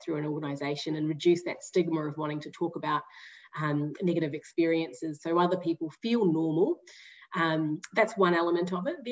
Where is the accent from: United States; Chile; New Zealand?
New Zealand; I'm a Kiwi. I don't know if you've picked up the accent already